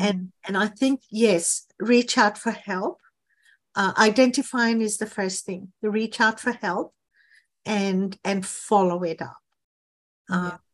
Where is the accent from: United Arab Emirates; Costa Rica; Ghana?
Ghana; moved away as an adult; now in Australia; I was born in Ghana in West Africa, um, and we had to leave the country when I was nineteen